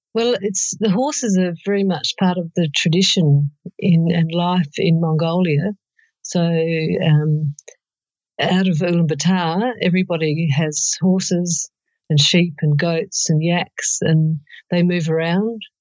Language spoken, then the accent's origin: English; South Australia, Australia; I'm from South Australia